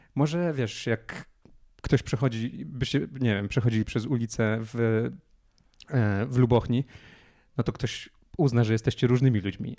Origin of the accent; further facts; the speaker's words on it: Poland; mówimy tym samym językiem, urodziliśmy się w tym samym kraju